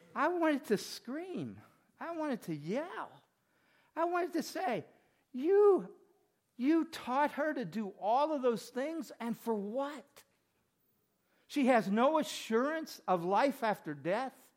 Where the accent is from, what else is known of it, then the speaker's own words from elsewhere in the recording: Mississippi, United States; When I grew up in Mississippi